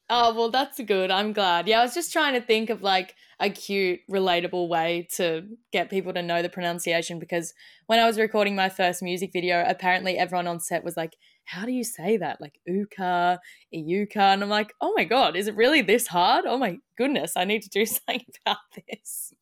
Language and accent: English; Australia; being Aussie